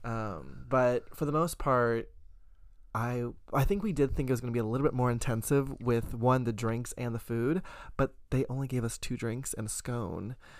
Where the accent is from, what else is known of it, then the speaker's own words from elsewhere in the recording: the South, United States; I was raised in the South